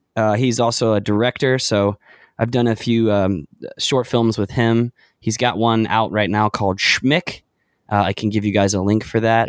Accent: Charlotte, North Carolina, United States; also born or lived in Clemson; I grew up in Charlotte

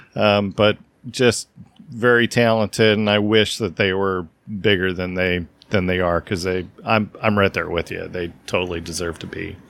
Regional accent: the Northwest, Pacific Northwest, United States; I grew up in the Northwest

